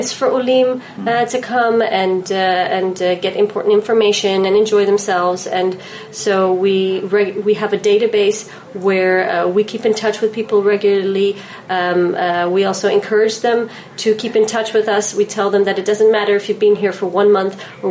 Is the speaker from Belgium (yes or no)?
no; Netherlands; moved away as an adult; also born or lived in New York, United States; now in Israel; Born and raised in Holland, but I lived in New York for almost 4 years.